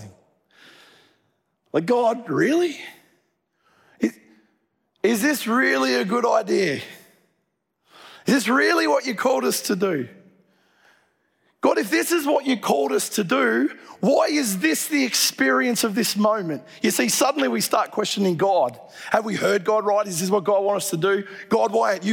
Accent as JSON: {"language": "English", "town": "Dubbo", "region": "New South Wales", "country": "Australia", "tie": "born or raised there", "moved": "yes", "said": "I grew up in Dubbo"}